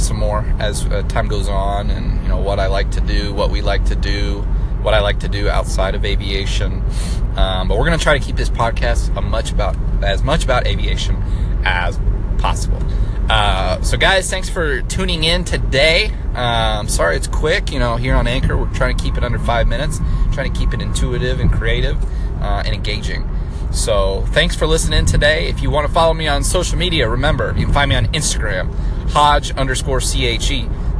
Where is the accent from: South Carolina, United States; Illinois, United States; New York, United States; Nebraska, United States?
Nebraska, United States; moved away as an adult; also born or lived in Dallas, Texas; now in Fort Worth, United States; I'm originally from Nebraska. Moved to Texas after college